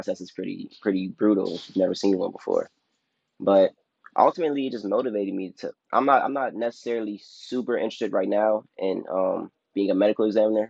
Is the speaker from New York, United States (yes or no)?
no; Chicago, Illinois, United States; moved away as an adult; also born or lived in Atlanta; I grew up on the south side of Chicago in the Beverly neighborhood